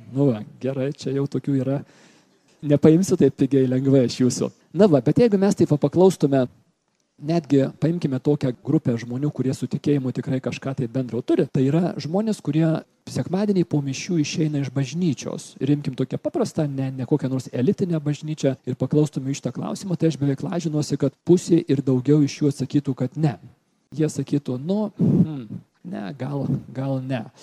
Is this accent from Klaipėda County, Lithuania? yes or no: no; Kaunas, Kaunas County, Lithuania; Aš esu toks grinas sovietmečio vaikas, užaugau Kaune, 68 gimimo esu ir mūsų šeimoje tikėjimas turėjo savo nedidelę vietą per kūčias, per Velykas, kažkas trupučiuką į mišes